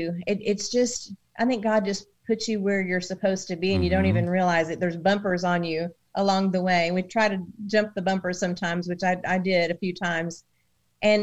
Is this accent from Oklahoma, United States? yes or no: yes; Oklahoma, United States; moved away; also born or lived in Nashville, Tennessee; I was born in Oklahoma